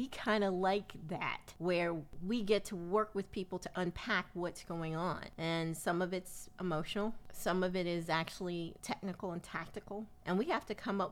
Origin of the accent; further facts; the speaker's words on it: Willingboro, New Jersey, United States; as kids growing up in Willingboro, which was, you know, the Levitt town of New Jersey